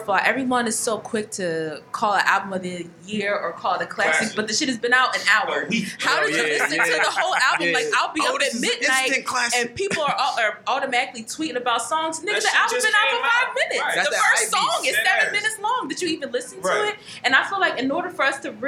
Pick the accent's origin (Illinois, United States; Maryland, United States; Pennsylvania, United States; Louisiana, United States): Pennsylvania, United States; Philadelphia; I'm from Philly